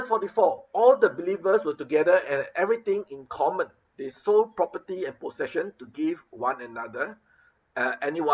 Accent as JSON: {"language": "English", "country": "Singapore", "moved": "yes", "lives_now": "Philippines", "said": "Being a Singaporean"}